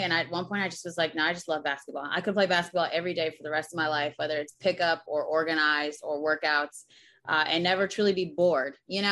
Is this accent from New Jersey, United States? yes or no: yes; Berlin, New Jersey, United States; also born or lived in Greece; I'm from Berlin, New Jersey, a small city like 30 minutes from Philly in Jersey. So a proud Jersey girl